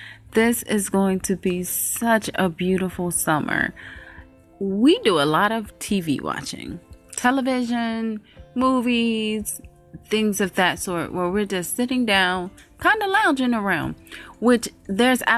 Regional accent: by Lake Michigan, Midwest, United States; now in Atlanta, United States; Growing up in the Midwest, I was used to the humidity. We were over there by Lake Michigan

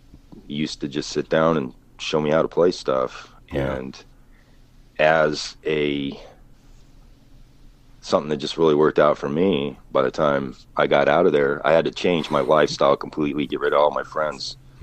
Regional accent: Colorado, United States; moved away as an adult; also born or lived in Hollywood; I grew up in Colorado and lived in between being up in the mountains and back down in Denver.

